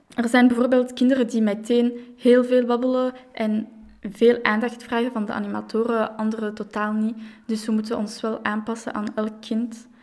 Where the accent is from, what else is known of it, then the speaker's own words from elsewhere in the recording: Brussels, Brussels-Capital Region, Belgium; Ik ben opgegroeid in Jet, dus ik heb wel mijn hele leven in Brussel gewoond